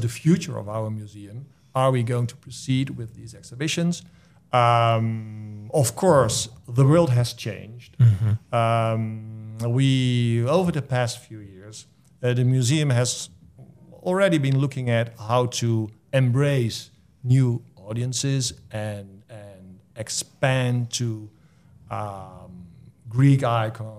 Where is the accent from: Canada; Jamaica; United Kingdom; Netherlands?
Netherlands; moved away as an adult; now in Clinton, United States; I came over from the Netherlands to be the new executive director of this place